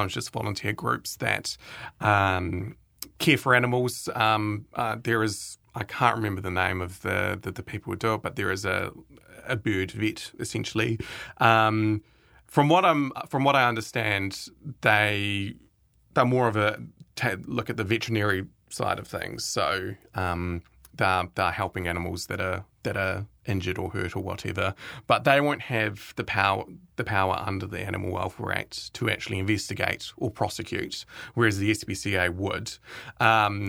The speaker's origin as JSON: {"language": "English", "town": "Timaru", "region": "Canterbury", "country": "New Zealand", "tie": "born or raised there", "said": "I grew up in Timaru"}